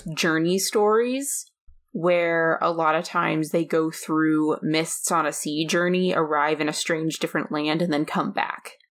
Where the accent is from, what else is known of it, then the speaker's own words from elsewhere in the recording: United States; also born or lived in Ireland; I'm an American